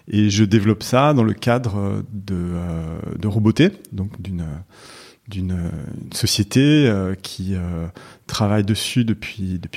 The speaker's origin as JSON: {"language": "French", "town": "Paris", "region": "Île-de-France", "country": "France", "tie": "born there", "also_born_or_lived": "Morocco", "said": "Je suis né à Paris dans le 17e. Et puis, euh, et puis ensuite, j'ai vécu un tout petit peu à Paris bébé, mais je me souviens pas. Et je suis parti vivre au Maroc."}